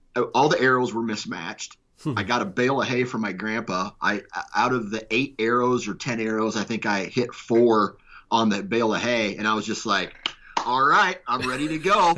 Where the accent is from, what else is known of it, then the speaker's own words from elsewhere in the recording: Iowa, United States; I was born in Iowa.